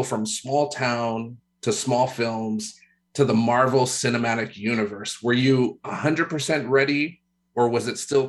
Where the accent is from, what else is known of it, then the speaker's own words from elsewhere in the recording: Waimea, Hawaii, United States; us coming from Hawaii, that's, you know, family is strong.